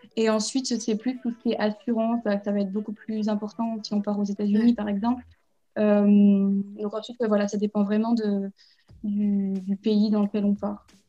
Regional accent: Puy-de-Dôme, near Clermont-Ferrand, Auvergne-Rhône-Alpes, France; moved away as an adult; also born or lived in Finland / Montreal, Canada; now in Barcelona, Spain; je viens du Puy-de-Dôme, à côté de Clermont-Ferrand.

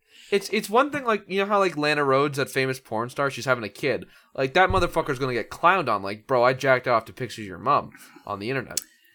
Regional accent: Canada; As a Canadian

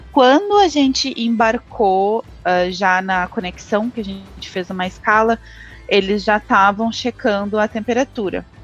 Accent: Porto Alegre, Rio Grande do Sul, Brazil; moved away as an adult; now in Dublin, Ireland; eu sou de Porto Alegre. É, eu moro na Irlanda há sete anos, é, moro em Dublin, na cidade de Dublin, a capital.

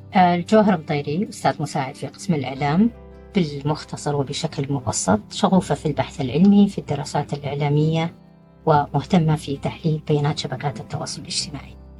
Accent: Saudi Arabia; إحنا كسعوديين

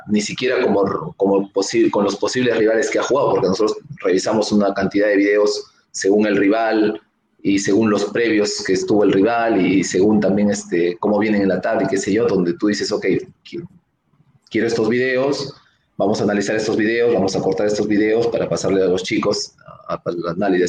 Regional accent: Arequipa, Peru; yo soy un arequipeño

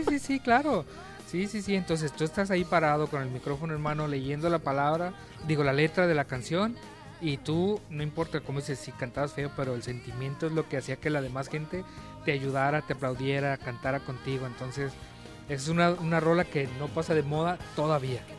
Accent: Baja California, Mexico; acá los que somos de Baja California

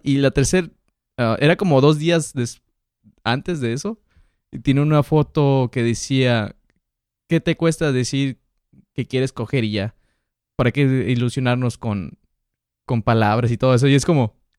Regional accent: Mexico; now in United States; Yo nací en Estados Unidos, me crié en México

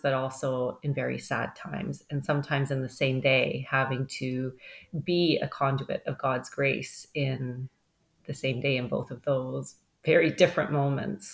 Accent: Ontario, Canada; also born or lived in Mississauga; now in Hamilton, Canada; both my parents are from Newfoundland, but I was born here in Ontario. They emigrated here in the 1960s. So grew up in a very Catholic family.

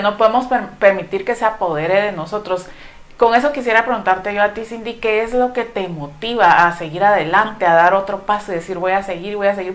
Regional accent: San José Pinula, Guatemala Department, Guatemala; soy de San José Pinula

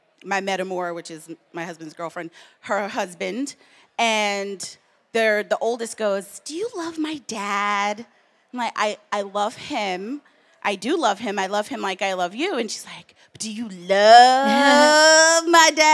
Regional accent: the South, United States; now in New York, United States; I grew up in the South

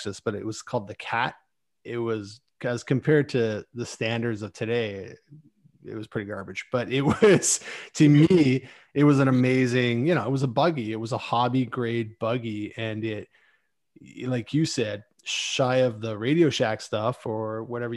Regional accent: Mississauga, Ontario, Canada; I grew up in Mississauga

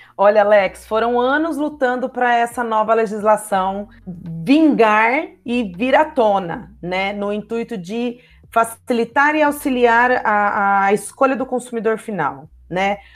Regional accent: Ribeirão Preto, São Paulo, Brazil; moved away as an adult; now in Poços de Caldas, Brazil; sou de Ribeirão Preto, mas moro em Poços de Caldas já tem aproximadamente é, 13 anos

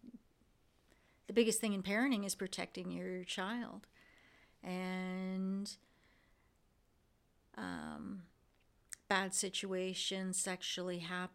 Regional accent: Windsor, Ontario, Canada; growing up in Windsor

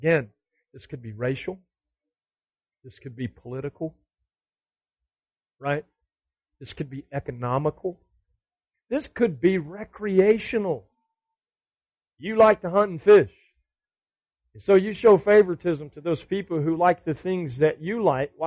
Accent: the South, United States; we grew up in the South

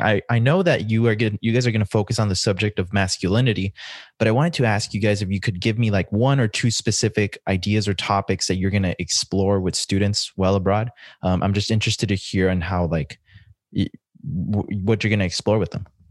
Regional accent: El Paso, Texas, United States; I grew up in El Paso, Texas

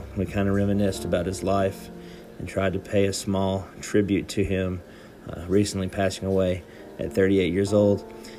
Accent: Fairview, Tennessee, United States; a personal friend of mine growing up in Fairview, Tennessee. Went to school with him.

